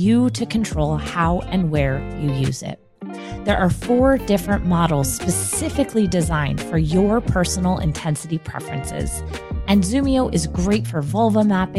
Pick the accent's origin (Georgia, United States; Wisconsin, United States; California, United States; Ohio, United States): California, United States; moved away; I'm originally from California